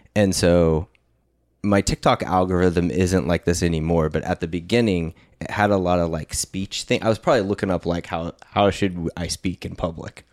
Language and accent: English; California, United States; we're from California